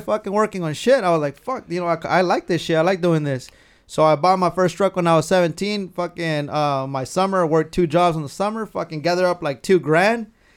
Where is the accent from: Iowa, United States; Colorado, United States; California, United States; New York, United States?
California, United States; Carpinteria; I grew up in Carpinteria.